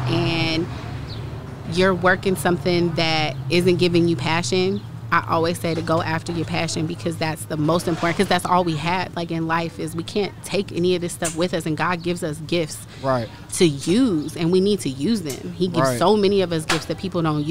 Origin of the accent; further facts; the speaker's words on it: Colorado Springs, Colorado, United States; moved away as an adult; now in Huntsville, United States; I'm from Colorado Springs, Colorado, and I moved here for college